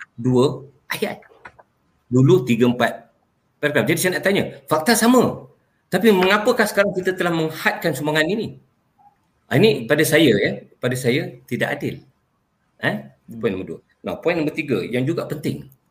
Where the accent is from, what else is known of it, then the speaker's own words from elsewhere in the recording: Malaysia; first language Malay; Saya ini anak watan Malaysia. Hmm. Saya lahir di sini.